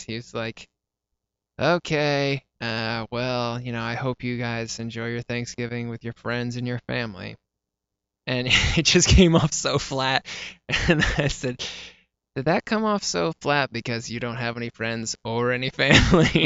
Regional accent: Maryland, United States; moved away as an adult; now in Los Angeles, United States; so we moved to Maryland when I was five

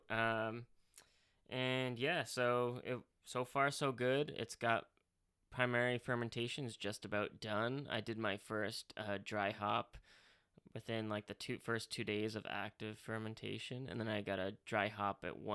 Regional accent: England, United Kingdom; Nothing against English people. I'm English, but you know

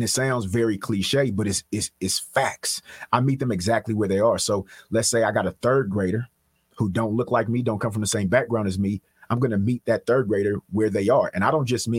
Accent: Richmond, United States; moved away; I'm from Richmond

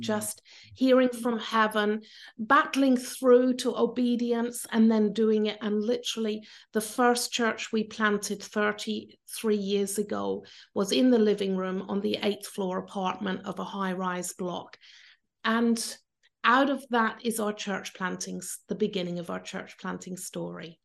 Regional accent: Cornwall, South West England, United Kingdom; moved away as an adult; now in Austria; I'm British, I come from Cornwall in England.

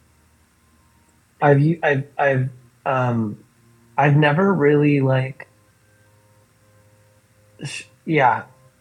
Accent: Los Angeles, California, United States; moved away as an adult; also born or lived in Austin, Texas; now in Portland, United States; growing up in LA, it was like it's a melting pot.

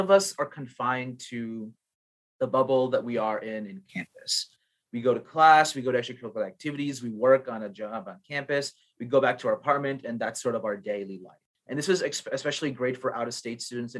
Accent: India; moved away; I'm Indian

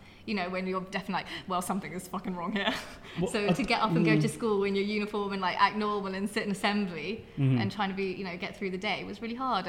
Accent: Surrey, South East England, United Kingdom; also born or lived in West London; when we all moved together, we moved from West London to Surrey.

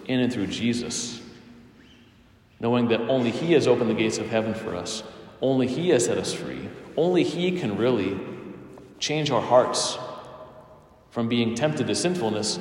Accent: United States; I'm an American, and we have lots of luxuries and goods here

